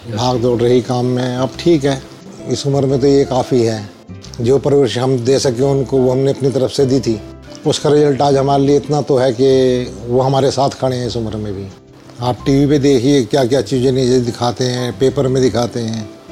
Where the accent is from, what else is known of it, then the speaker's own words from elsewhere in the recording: Delhi, India; मैं दिल्ली पुरानी दिल्ली का रहने वाला हूँ